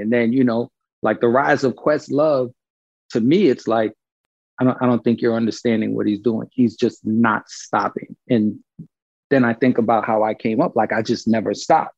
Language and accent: English; Brooklyn, New York, United States; also born or lived in Panama; I was born I was born in Panama, but raised in Brooklyn